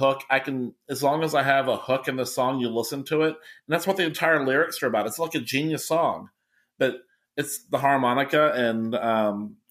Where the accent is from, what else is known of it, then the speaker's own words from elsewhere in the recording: Kentucky, United States; I'm from Kentucky